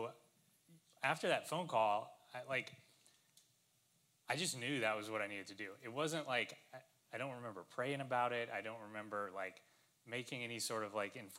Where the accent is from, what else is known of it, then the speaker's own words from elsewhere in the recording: Lafayette, Louisiana, United States; the University of Louisiana, which was the school that was in my hometown.